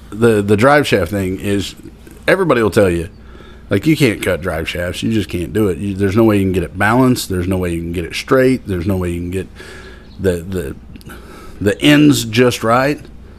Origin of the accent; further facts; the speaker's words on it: Miami, Oklahoma, United States; I'm going to be working another car show in my hometown.